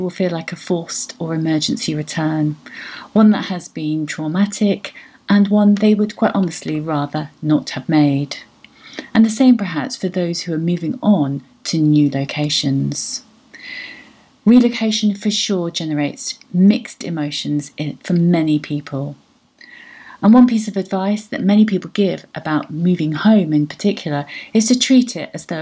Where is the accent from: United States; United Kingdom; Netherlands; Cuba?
United Kingdom; moved away; also born or lived in Portugal; I see myself as a British European